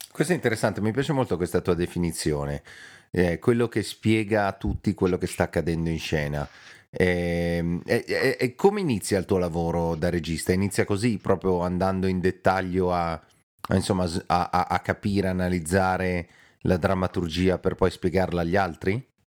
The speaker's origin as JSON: {"language": "Italian", "town": "Milan", "region": "Lombardy", "country": "Italy", "said": "noi milanesi"}